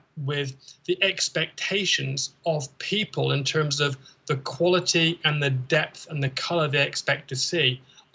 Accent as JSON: {"language": "English", "country": "United Kingdom", "moved": "yes", "said": "we're British"}